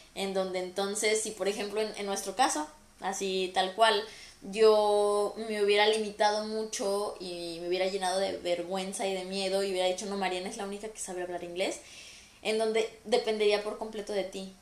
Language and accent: Spanish; Mexico; somos mexicanos los dos y hablamos el, mismo tipo de español